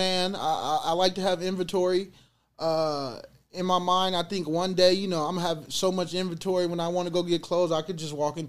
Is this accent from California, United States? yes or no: yes; Fresno, California, United States; I'm from Fresno.